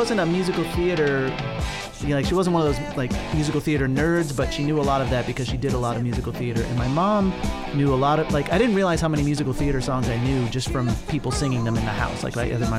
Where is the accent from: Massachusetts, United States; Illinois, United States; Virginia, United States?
Illinois, United States; Waukegan; I was born and raised in Waukegan, Illinois, which is an industrial city on Lake Michigan